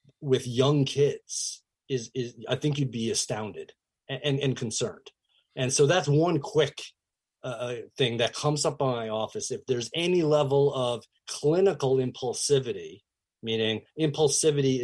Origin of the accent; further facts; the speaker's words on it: New York metro area, United States; I grew up in the New York metro area